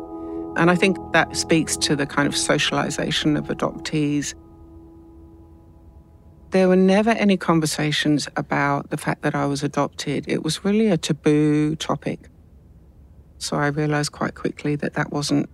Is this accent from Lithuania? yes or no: no; London, United Kingdom; I was born and adopted in London and raised in an English adoptive family